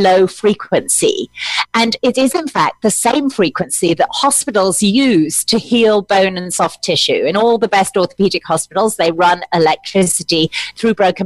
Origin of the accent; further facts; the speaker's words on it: United Kingdom; I'm British